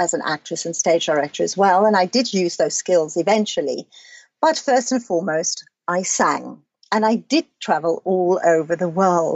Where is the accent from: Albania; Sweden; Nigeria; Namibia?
Namibia; also born or lived in Cape Town, South Africa; now in London, United Kingdom; I was born in Namibia on a farm